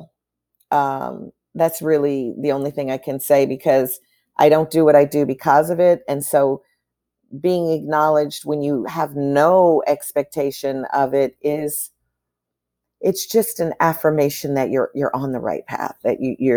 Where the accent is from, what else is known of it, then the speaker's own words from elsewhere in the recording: Chicago, Illinois, United States; when I grew up in Chicago, my family always took in immigrant families